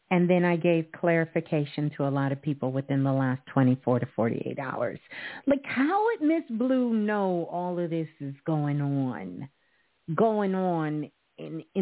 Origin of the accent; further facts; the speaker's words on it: Idaho, United States; But yeah, I'm from Idaho.